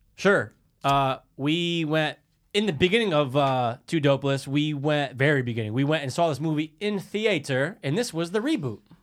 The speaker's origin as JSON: {"language": "English", "country": "United States", "tie": "born or raised there", "said": "I grew up in Stanford and, and the Cove"}